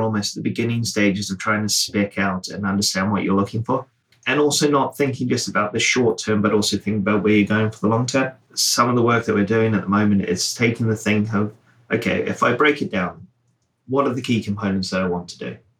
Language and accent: English; New Zealand; now in United Kingdom; I grew up in New Zealand.